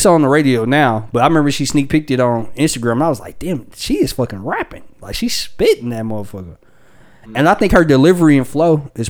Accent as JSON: {"language": "English", "town": "Charlotte", "region": "North Carolina", "country": "United States", "said": "Straight out of Charlotte, North Carolina. You know what I mean? I'm from Charlotte, North Carolina."}